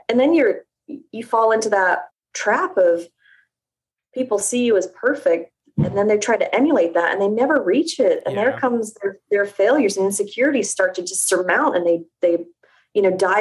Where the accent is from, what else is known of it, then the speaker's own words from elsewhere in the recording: England, United Kingdom; moved away; I was raised in England